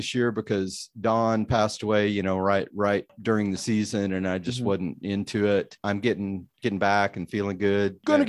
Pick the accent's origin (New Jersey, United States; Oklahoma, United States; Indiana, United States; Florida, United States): Oklahoma, United States; Fay; born or raised there